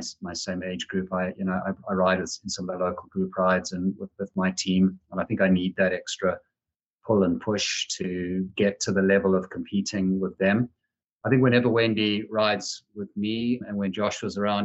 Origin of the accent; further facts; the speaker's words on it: Zimbabwe; moved away as an adult; also born or lived in South Africa; now in Ohio, United States; I grew up in Zimbabwe